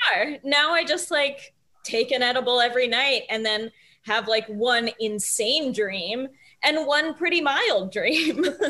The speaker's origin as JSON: {"language": "English", "region": "Kentucky", "country": "United States", "moved": "yes", "lives_now": "Los Angeles, United States", "said": "I'm from Kentucky"}